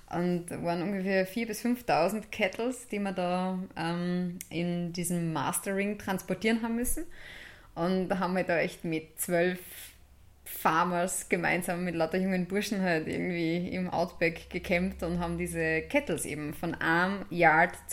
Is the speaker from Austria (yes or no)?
yes; Steyr, Upper Austria, Austria; also born or lived in Kirchdorf an der Krems / St. Blasien bei Bad Hall; Ja, also ich bin in Kirchdorf an der Krems geboren, bin dann in der Stadt Steyr die ersten sechs Jahre aufgewachsen und sind dann nach St. Blasien bei Bad Hall übersiedelt.